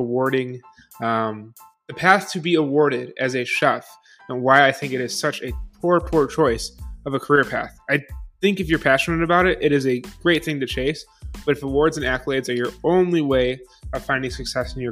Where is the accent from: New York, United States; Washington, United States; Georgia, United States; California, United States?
New York, United States; Buffalo; moved away; Growing up in Buffalo